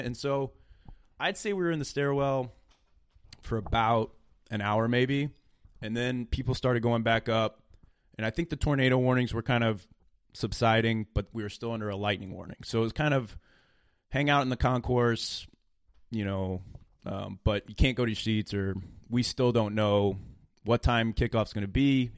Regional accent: Illinois, United States; we're from Illinois

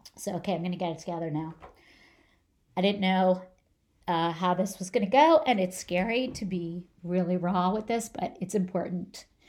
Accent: New Jersey, United States; moved away; I grew up in New Jersey. I grew up about twenty minutes from the George Washington Bridge

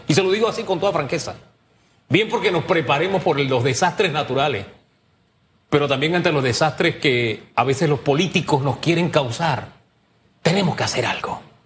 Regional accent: Panama; los panameños le llamábamos, oleaje

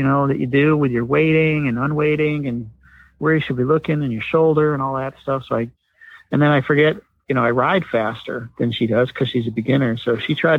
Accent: Syracuse, New York, United States; moved away; I grew up in Syracuse riding at night

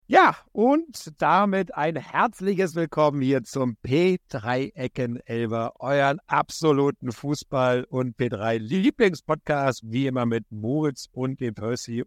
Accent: Berlin, Germany; ich bin ja Berliner

